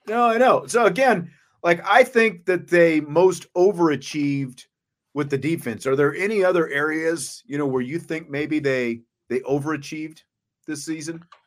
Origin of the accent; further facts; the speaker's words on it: Kansas, United States; growing up where I grew up in Kansas